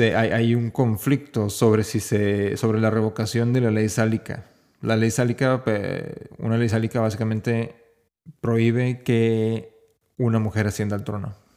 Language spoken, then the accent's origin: Spanish; Mexico; no soy español, no soy europeo, soy, soy simplemente mexicano